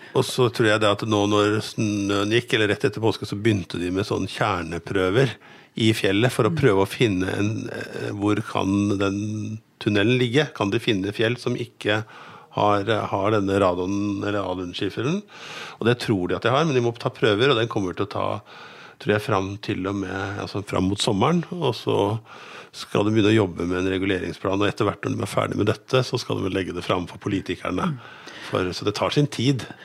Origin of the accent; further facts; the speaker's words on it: Lillestrøm, Akershus, Norway; now in Gjøvik, Norway; jeg kommer fra Lillestrøm